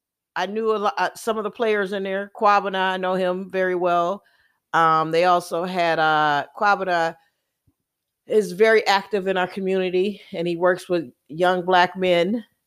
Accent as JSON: {"language": "English", "town": "Milwaukee", "region": "Wisconsin", "country": "United States", "tie": "born or raised there", "said": "And growing up in Milwaukee was really good."}